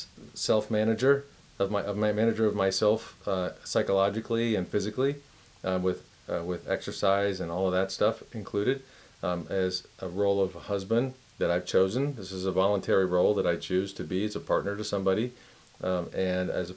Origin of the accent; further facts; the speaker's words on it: Miami, Florida, United States; I'm from Miami